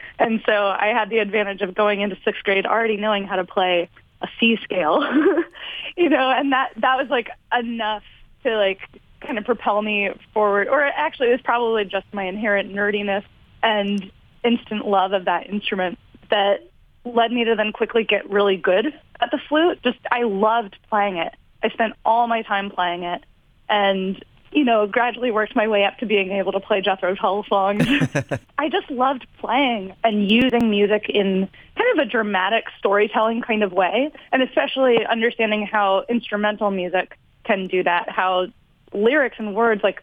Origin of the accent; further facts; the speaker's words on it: Virginia, United States; I grew up in Virginia, living on a river in the middle of nowhere